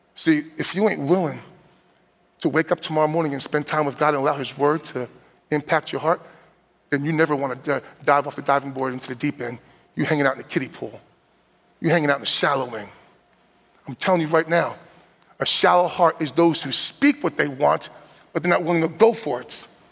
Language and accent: English; New Jersey, United States; moved away; also born or lived in Midwest; born and raised from New Jersey and growing up in New Jersey